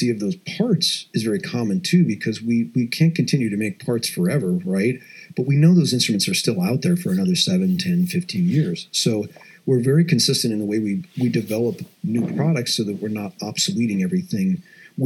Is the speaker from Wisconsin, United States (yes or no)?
yes; Madison, Wisconsin, United States; moved away; I grew up just outside of Madison, Wisconsin